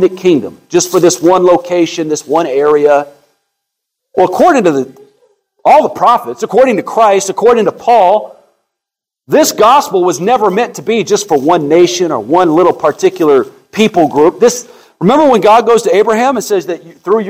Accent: United States

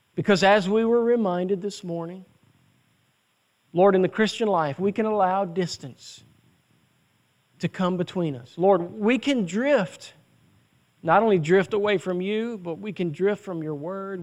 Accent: United States; as American citizens

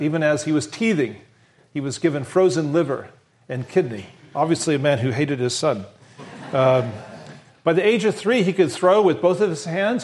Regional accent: Western Nebraska, United States; I was raised in Western Nebraska

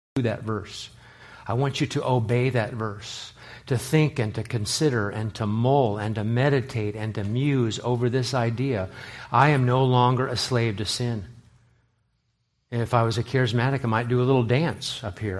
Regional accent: Los Angeles, California, United States; when I was growing up in Los Angeles

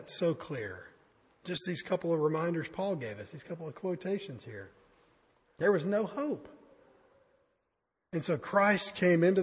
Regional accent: United States; I'm an American

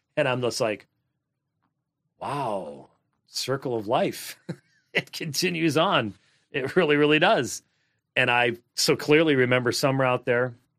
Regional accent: Minnesota, United States; I was born in Minnesota

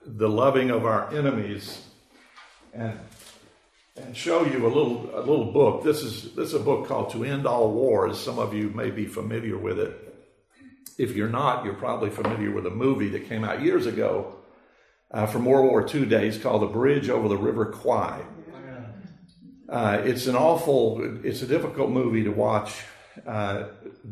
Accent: United States; we are born and raised in America in the 21st century

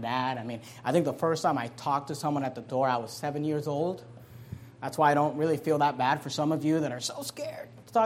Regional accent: Hayward, California, United States; also born or lived in San Leandro, California; I grew up in Hayward, California.

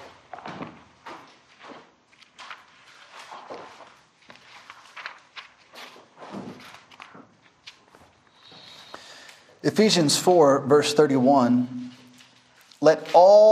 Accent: Memphis, Tennessee, United States; now in Masaka, Uganda; I'm from Memphis, Tennessee. I'm from the streets. It's very violent where I'm from.

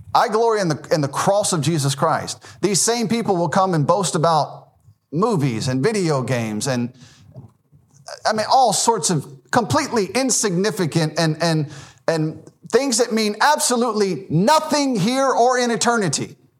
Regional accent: Memphis, Tennessee, United States; I was born in Memphis, Tennessee.

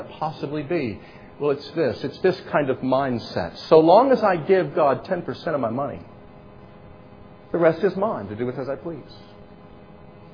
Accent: United States; we are still in a unique role, a unique position of opportunity as American Christians

